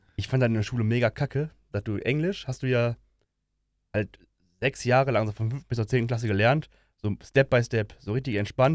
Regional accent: Ruhr area, North Rhine-Westphalia, Germany; Ich bin ja aus dem Ruhrgebiet und so spreche ich auch, weil er für mich normal ist.

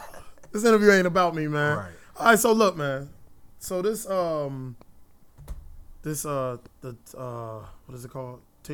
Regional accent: Midwest, United States; I'm from the Midwest. I'm a Midwest, baby.

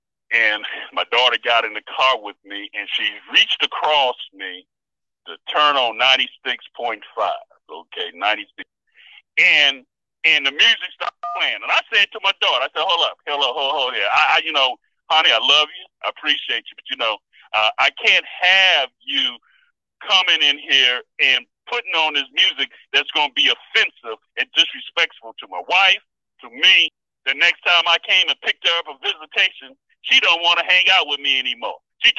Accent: Miami, Florida, United States; I remember growing up in Miami, Europeans used to walk over to my parents and say, your children are so well-mannered.

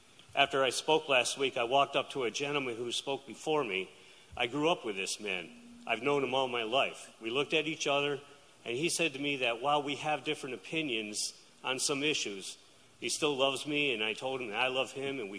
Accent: Saratoga Springs, New York, United States; Saratogian, born and bred

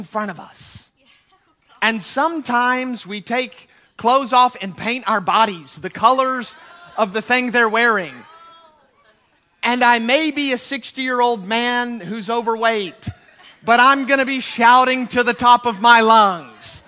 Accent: United States; I'm American

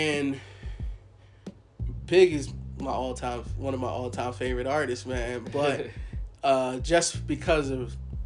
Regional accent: East Coast, United States; I'm from the East Coast

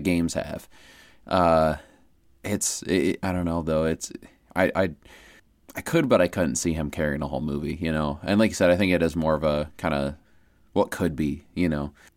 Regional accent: Iowa, United States; we're from Iowa

